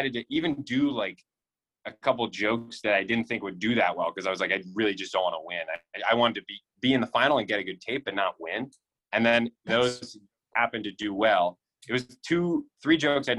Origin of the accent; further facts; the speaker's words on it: Philadelphia, Pennsylvania, United States; moved away as an adult; also born or lived in Santa Barbara; now in New York, United States; I'm from Philly